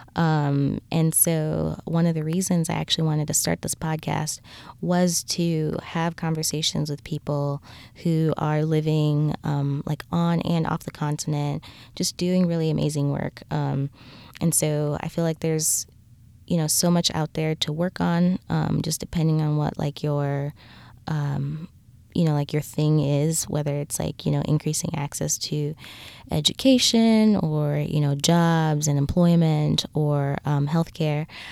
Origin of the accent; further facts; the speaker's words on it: Lusaka, Lusaka Province, Zambia; now in United States; I am originally from Lusaka, Zambia